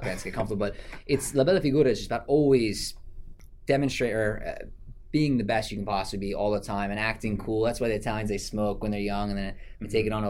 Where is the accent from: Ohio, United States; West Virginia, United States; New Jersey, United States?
New Jersey, United States; I was born and raised here. I was actually from New Jersey, not far off from where we are now